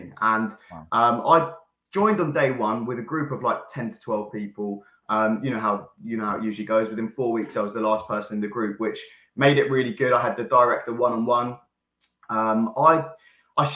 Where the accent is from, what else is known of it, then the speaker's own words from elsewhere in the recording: Caterham, South East England, United Kingdom; I grew up in Surrey, Caterham area